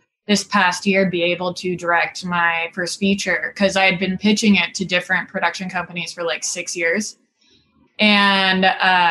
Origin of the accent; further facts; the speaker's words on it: Singapore; moved away as an adult; now in Los Angeles, United States; I grew up in Singapore, and then I moved to the United States to go to college.